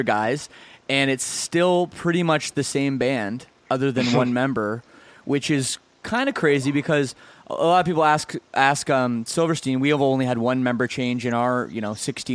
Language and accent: English; Burlington, Ontario, Canada; We're from the same suburban town of about 100,000, Burlington, Ontario